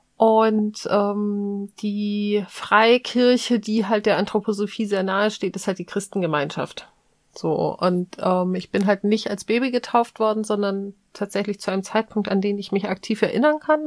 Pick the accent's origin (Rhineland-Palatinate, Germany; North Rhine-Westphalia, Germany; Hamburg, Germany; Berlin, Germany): Hamburg, Germany; ich bin ja in Hamburg groß geworden